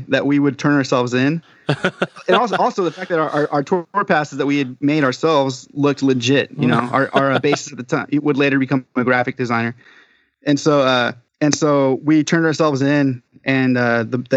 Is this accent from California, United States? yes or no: yes; Southern California, United States; we're from Southern California.